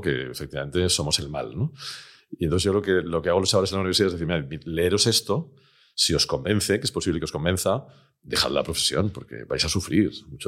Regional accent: Barcelona, Catalonia, Spain; yo soy de Barcelona

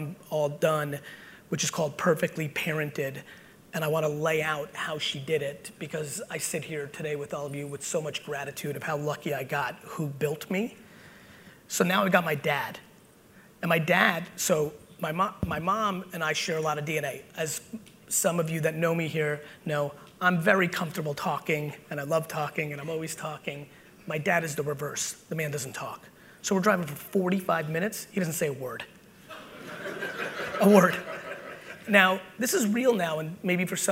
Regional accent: New Jersey, United States; also born or lived in Soviet Union; I'm an 80s Jersey boy, which meant I was outside 24/7. And so between my mom and the streets of Jersey, that's how I was raised

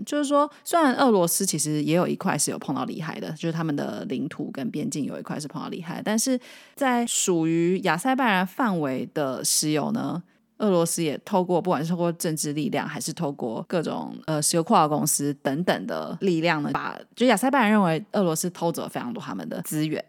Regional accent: Taiwan; 身为台湾人的我们

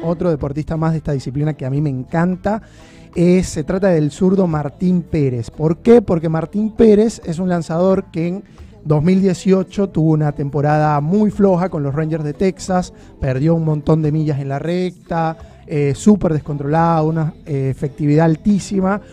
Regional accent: Venezuela; now in Argentina

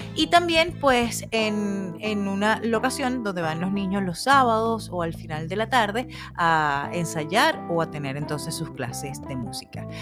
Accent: Venezuela; moved away as an adult; now in Phoenix, United States; allá en Venezuela, país de donde soy oriunda, y aquí aquí en Estados Unidos

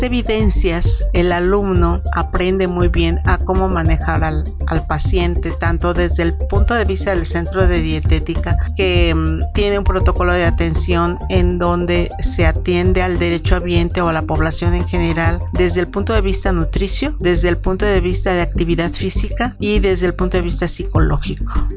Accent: Xalapa, Veracruz, Mexico; moved away; soy de provincia, soy del estado de Veracruz, nací en Jalapa

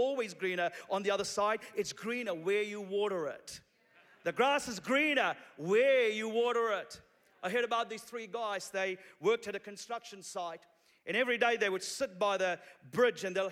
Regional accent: Sri Lanka; now in New Zealand; I'm originally from Sri Lanka. 20 years ago, my family and I came to New Zealand as refugees from Sri Lanka.

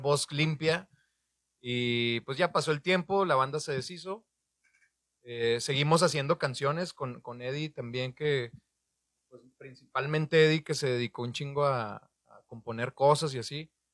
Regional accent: Torreón, Coahuila, Mexico; now in Monterrey, Mexico; yo soy de Torreón, todos ellos son de Monterrey, llegué a vivir yo aquí en el 2008

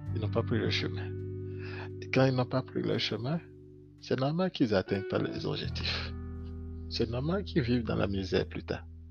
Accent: Benin; je suis béninois

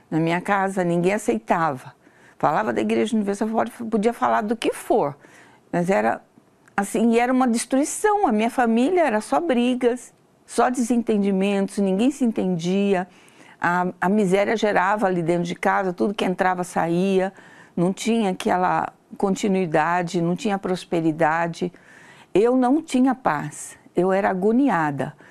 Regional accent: Campinas, São Paulo, Brazil; eu tenho 66 anos de idade, sou natural de Campinas, São Paulo.

